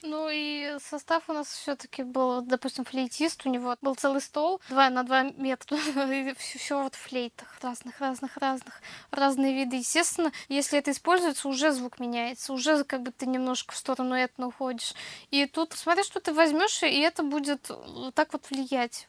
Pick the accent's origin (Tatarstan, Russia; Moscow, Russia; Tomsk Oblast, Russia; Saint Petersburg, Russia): Tatarstan, Russia; у нас в татарстане миллион коллективов